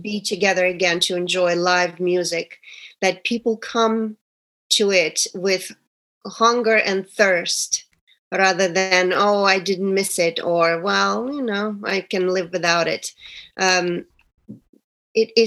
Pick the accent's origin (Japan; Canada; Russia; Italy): Russia; moved away as an adult; now in United States; It's been 27 years since I moved from Russia